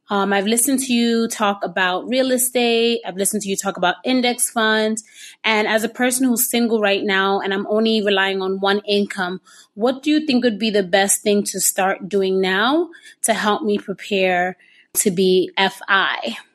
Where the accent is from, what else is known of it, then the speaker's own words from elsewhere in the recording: New York City, New York, United States; moved away as an adult; now in Abu Dhabi, United Arab Emirates; I'm one of your fun listeners here in Abu Dhabi. I'm originally from New York City. I'm an educator. I've been in Abu Dhabi now for three and a half years, actually considering a fifth year.